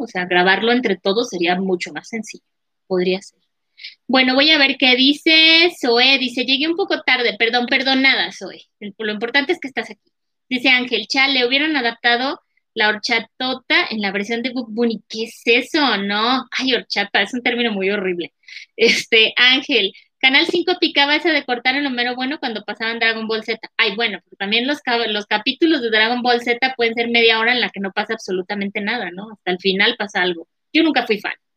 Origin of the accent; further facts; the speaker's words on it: Mexico; also born or lived in Durango, Mexico; así como los mexicanos somos muy refraneros